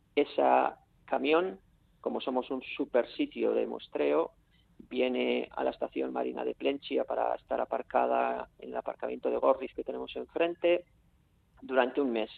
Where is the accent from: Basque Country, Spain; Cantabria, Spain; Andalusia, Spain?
Basque Country, Spain; Bakio; Yo soy de Baquio